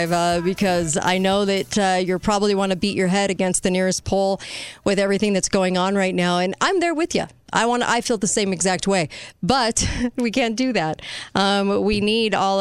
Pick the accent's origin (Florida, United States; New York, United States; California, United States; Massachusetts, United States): California, United States; I'm from there. I was raised in California